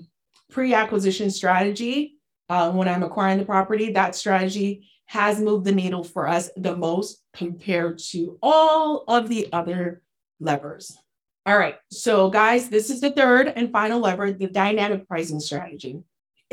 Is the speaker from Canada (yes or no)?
no; Haiti; From the poorest country in the Western Hemisphere, I'm from Haiti.